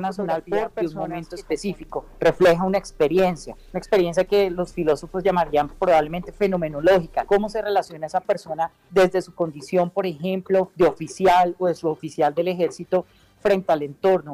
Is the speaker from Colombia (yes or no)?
yes; Colombia; nosotros, hablando pues como ciudadanos colombianos de este bonito país